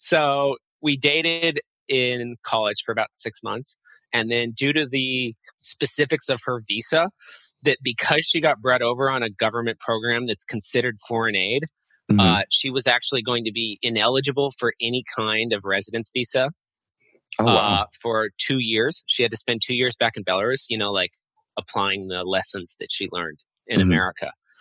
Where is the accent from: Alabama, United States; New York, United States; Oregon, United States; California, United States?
California, United States; Los Angeles; moved away as an adult; now in Hong Kong; I am a American millennial from the West Coast, Los Angeles to be exact, and I moved to Hong Kong a little over 5 years ago